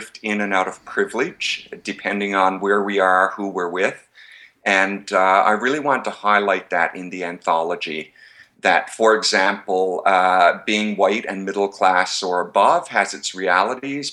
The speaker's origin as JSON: {"language": "English", "region": "Newfoundland and Labrador", "country": "Canada", "moved": "yes", "lives_now": "Toronto, Canada", "said": "I'm from Newfoundland originally. I live in Ontario now, in Toronto."}